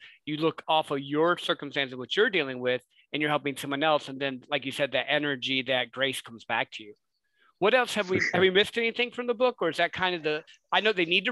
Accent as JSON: {"language": "English", "region": "Midwest", "country": "United States", "tie": "born or raised there", "said": "I grew up in the Midwest"}